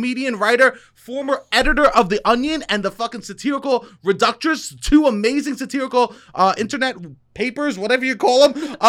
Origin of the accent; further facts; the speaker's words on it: New York City, New York, United States; accent: New York; now in Brooklyn, United States; Yeah, I'm from Staten Island.